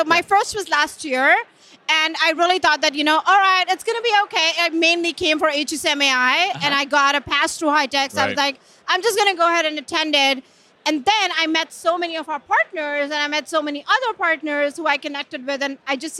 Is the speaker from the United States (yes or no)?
yes; California, United States; I'm from California.